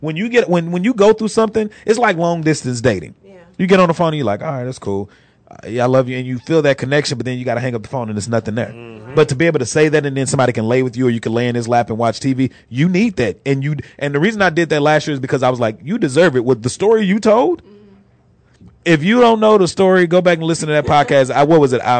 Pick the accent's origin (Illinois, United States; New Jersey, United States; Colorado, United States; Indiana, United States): Illinois, United States; Chicago; Nah, I'm from Chicago.